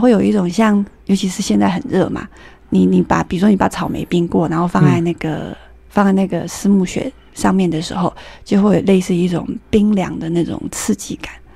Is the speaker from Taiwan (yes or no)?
yes; Taiwan; 我们台湾